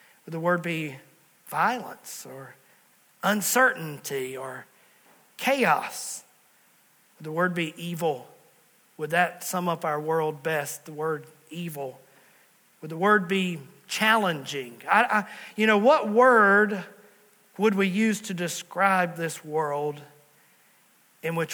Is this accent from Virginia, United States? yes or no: yes; Southwest Virginia, United States; moved away as an adult; also born or lived in New River Valley, Virginia; Pastor Allison and I, we're from Southwest Virginia